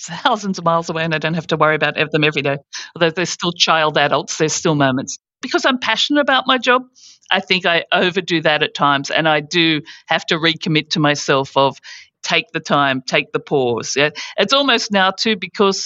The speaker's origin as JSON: {"language": "English", "country": "Australia", "also_born_or_lived": "United States / United Kingdom", "moved": "as an adult", "said": "coming from Australia"}